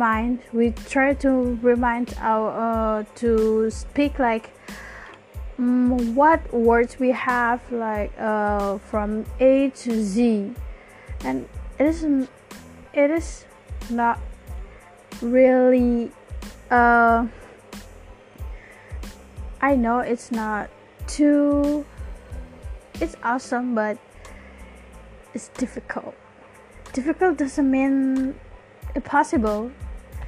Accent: Java, Indonesia; accent: Javanese; English is a second language

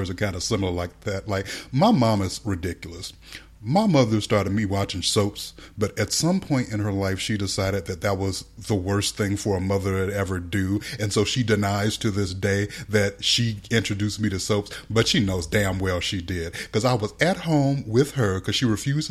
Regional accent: United States; we're both American, obviously, neither of us has a British accent

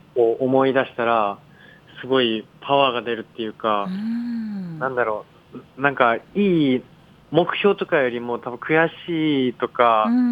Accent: Okayama, Japan; accent: Okayama dialect; 岡山県出身

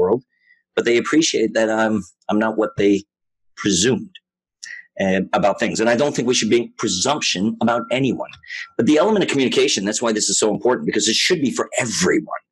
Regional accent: Los Angeles, California, United States; I grew up in Hollywood. I even went to Hollywood High School and all of that, and then grew up here

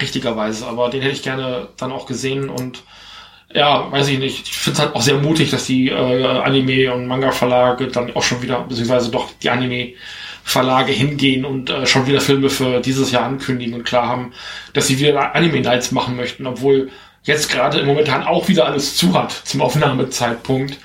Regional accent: Germany; bei uns in Deutschland

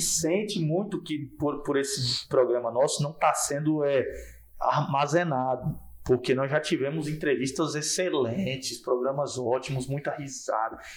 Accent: Porto Nacional, Tocantins, Brazil; eu sou daqui, sou, sou daqui de Porto Nacional

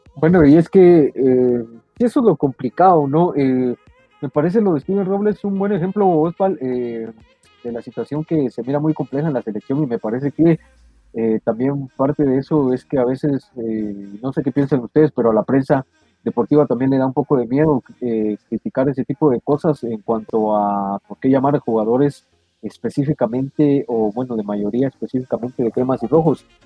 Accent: Guatemala; somos guatemaltecos

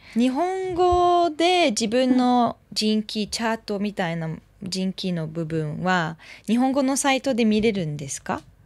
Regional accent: France; Japanese is a second language; now in Japan

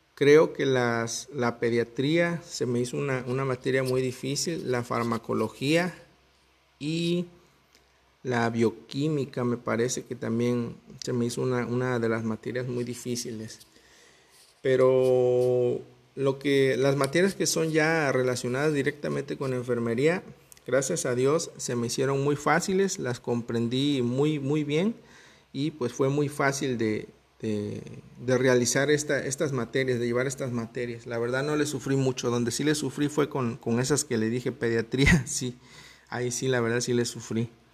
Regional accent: Veracruz, Mexico; yo soy de Veracruz, México

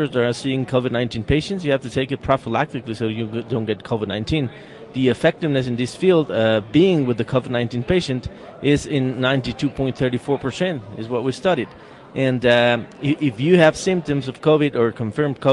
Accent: Querétaro, Mexico; I'm from Querétaro, Mexico, right in the center of Mexico

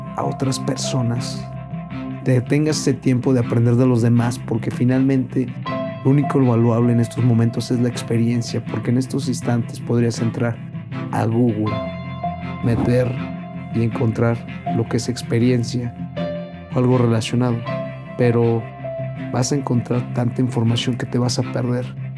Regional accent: Villa de Reyes, San Luis Potosí, Mexico; now in San Luis Potosí, Mexico; Actualmente ahorita es San Luis Potosí, pero yo soy de Villa de Reyes

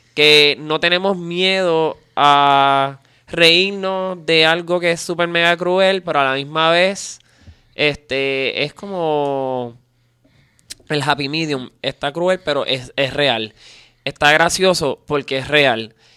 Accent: Puerto Rico; en Puerto Rico yo soy como básicamente como un alien, este, soy puertorriqueño

